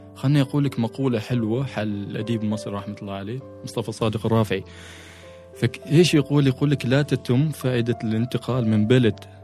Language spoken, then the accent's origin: Arabic; Oman; احنا ك كعمانيين نعيش على مستويات سطح البحر